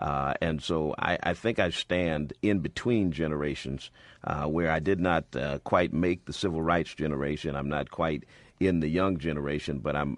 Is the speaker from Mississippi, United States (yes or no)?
no; Springfield, Massachusetts, United States; Well, I come from the hood myself. I'm born and raised in Springfield, Massachusetts, went to school at the University of Massachusetts and on to seminary from there.